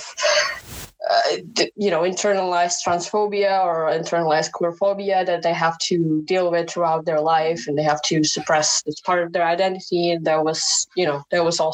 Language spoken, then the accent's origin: English; Indonesia; first language Indonesian; English is a second language; moved away as an adult; now in Netherlands; I grew up in Indonesia, it's a pretty conservative culture